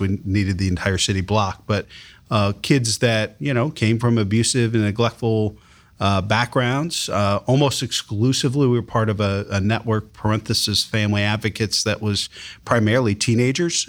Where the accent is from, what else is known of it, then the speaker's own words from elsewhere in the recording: Columbus, Ohio, United States; growing up in Columbus